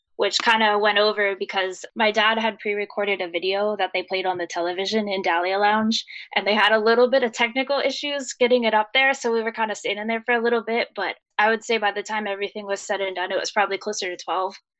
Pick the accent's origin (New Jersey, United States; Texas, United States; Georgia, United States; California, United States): New Jersey, United States; We are from New Jersey